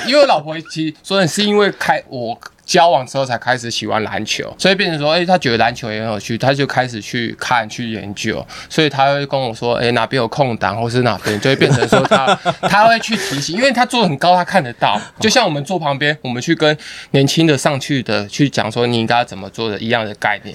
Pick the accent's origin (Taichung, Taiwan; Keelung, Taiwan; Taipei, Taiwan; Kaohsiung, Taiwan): Keelung, Taiwan; 我们在基隆